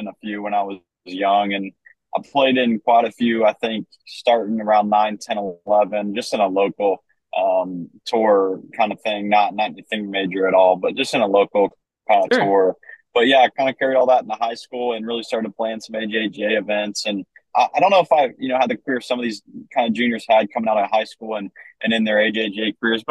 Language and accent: English; Vandalia, Ohio, United States; I'm originally from Vandalia, Ohio. Been there my whole life, same house, born and raised